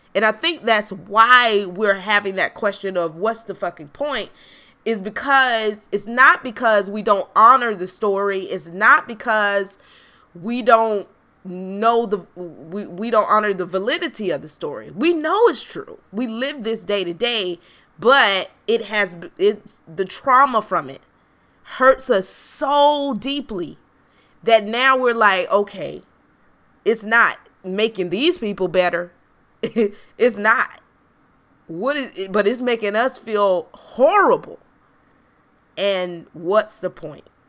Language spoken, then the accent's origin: English; South Carolina, United States; moved away; growing up in South Carolina, you are very privy to racial injustice